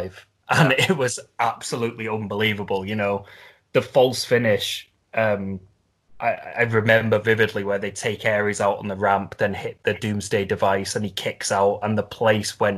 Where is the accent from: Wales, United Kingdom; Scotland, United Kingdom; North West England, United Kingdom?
North West England, United Kingdom; Liverpool; Liverpool, which is basically my hometown